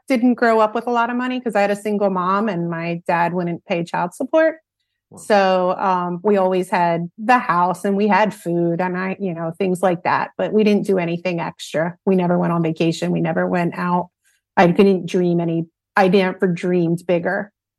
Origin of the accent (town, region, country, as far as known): Philadelphia, Pennsylvania, United States; born or raised there